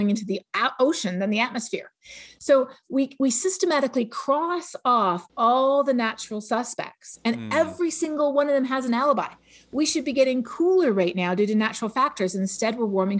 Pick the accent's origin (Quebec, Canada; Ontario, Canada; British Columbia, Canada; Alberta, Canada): Ontario, Canada; Toronto; moved away; where I grew up in Toronto